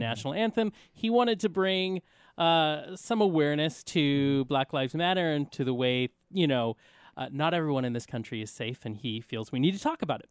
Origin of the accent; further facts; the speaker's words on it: United States; as Americans